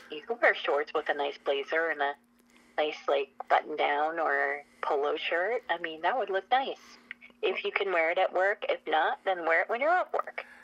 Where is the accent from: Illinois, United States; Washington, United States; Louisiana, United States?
Washington, United States; Spokane; I'm from Spokane, Washington